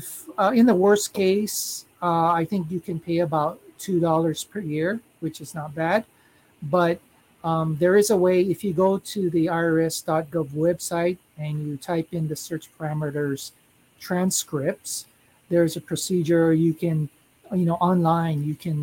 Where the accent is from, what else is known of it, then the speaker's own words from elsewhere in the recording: United States; now in Japan; in my case, I'm American, so I would file as a head of household.